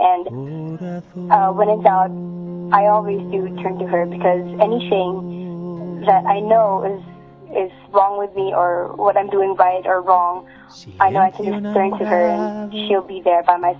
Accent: Philippines; I'm 16. I'm from the Philippines.

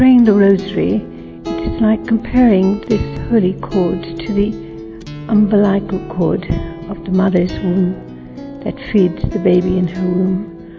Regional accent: Ireland; I come from Ireland.

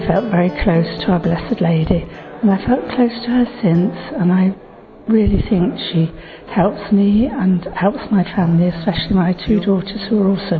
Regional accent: England, United Kingdom; I'm from England

